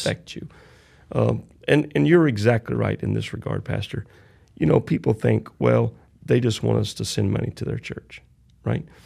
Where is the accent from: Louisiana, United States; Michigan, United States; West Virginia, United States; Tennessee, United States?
Louisiana, United States; Southwest; I'm from Southwest Louisiana.